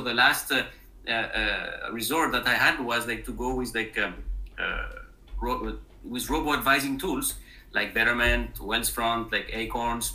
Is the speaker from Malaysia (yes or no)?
no; France; English is a second language; moved away as an adult; also born or lived in Spain; now in Cleveland, United States; as you hear from my accent, it's not a Midwest accent. I am originally from France.